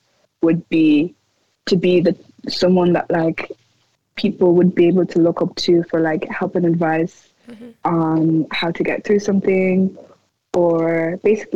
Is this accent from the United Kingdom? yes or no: no; Ireland; I'm born and raised here. I'm extremely pro-Irish. I love my country